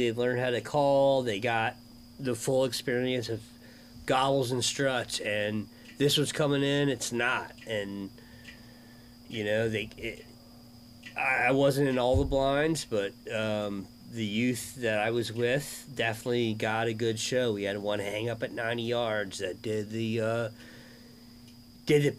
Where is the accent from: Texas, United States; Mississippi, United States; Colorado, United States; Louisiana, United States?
Colorado, United States; now in Florida, United States; I grew up out west in Colorado where it's almost all public land